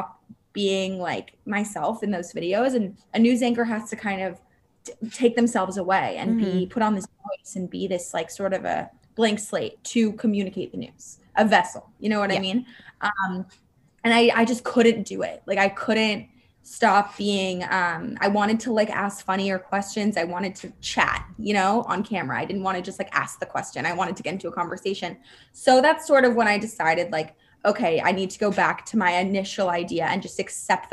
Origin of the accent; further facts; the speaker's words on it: Los Angeles, California, United States; moved away as an adult; now in New York City, United States; I was raised in Los Angeles